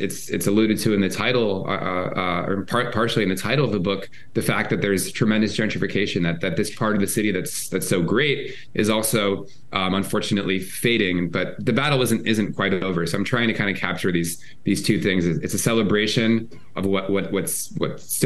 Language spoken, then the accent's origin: English; around New York City, Northeast, United States; I'm from the Northeast.